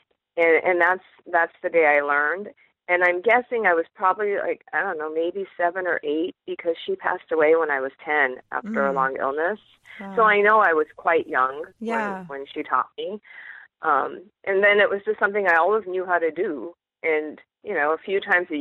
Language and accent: English; eastern Washington State, United States; moved away as an adult; also born or lived in San Jose, California; now in Michigan, United States; I grew up in Washington State, in eastern Washington, right near the Idaho border